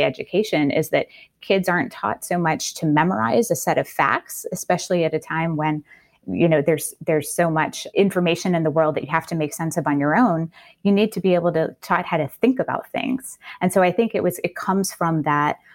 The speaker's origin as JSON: {"language": "English", "town": "New Orleans", "region": "Louisiana", "country": "United States", "tie": "born or raised there", "said": "I grew up in New Orleans"}